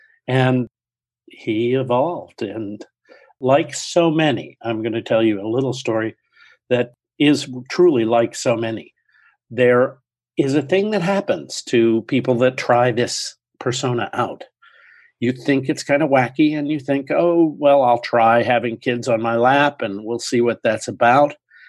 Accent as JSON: {"language": "English", "town": "Baltimore", "region": "Maryland", "country": "United States", "tie": "born or raised there", "also_born_or_lived": "New Hampshire / Cape Cod", "moved": "yes", "lives_now": "Honolulu, United States", "said": "I come from a large extended family, which you are part of, and that involved growing up in Baltimore and spending summers in New Hampshire and on the Cape. And so I have a very solid New England background, but now I'm living in Honolulu"}